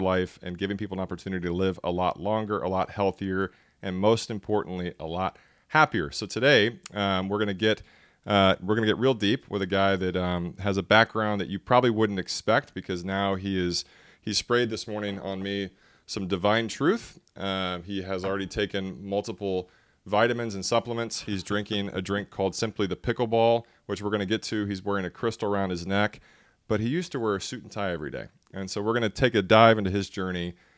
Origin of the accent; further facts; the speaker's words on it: Dallas, Texas, United States; in my hometown of Dallas, Texas